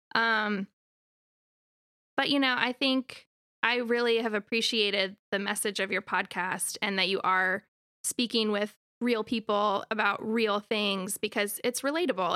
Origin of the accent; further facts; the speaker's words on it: Raleigh, North Carolina, United States; I'm from Raleigh, born and raised